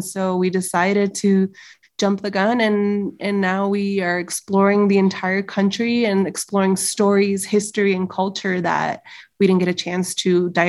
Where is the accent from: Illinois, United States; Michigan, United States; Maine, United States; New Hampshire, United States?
Illinois, United States; Chicago; moved away as an adult; now in Mexico; So we are a married couple, both born and raised in Chicago.